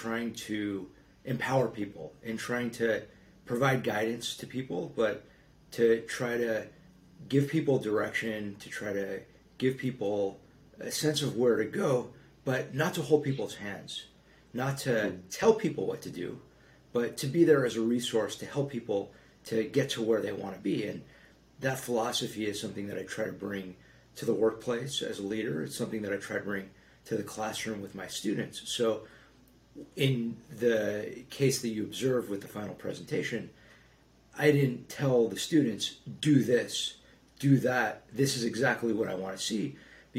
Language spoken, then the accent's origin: English; Los Angeles, California, United States; both parts of Los Angeles, my hometown